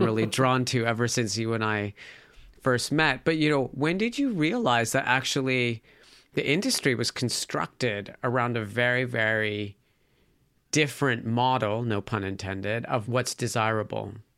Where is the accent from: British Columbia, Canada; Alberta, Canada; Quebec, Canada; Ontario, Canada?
Alberta, Canada; Calgary; I grew up in Calgary, Alberta, Canada